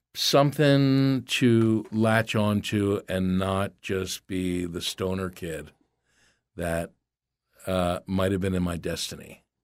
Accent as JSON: {"language": "English", "town": "Philadelphia", "region": "Pennsylvania", "country": "United States", "tie": "born or raised there", "also_born_or_lived": "Los Angeles", "moved": "as an adult", "said": "growing up in Philadelphia was a certain flavor"}